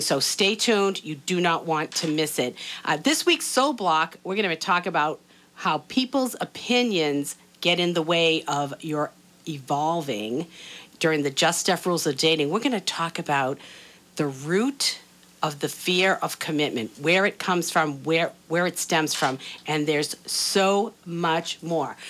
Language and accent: English; Boston, Massachusetts, United States; moved away as an adult; also born or lived in Atlanta; now that I'm back in Boston